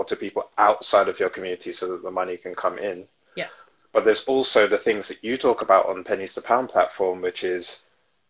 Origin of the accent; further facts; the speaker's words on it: London, United Kingdom; I come from South London